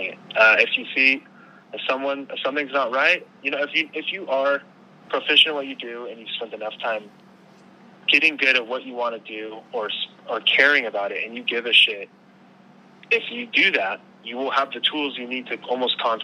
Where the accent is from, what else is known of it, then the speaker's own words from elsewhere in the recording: Long Beach, California, United States; I'm from Long Beach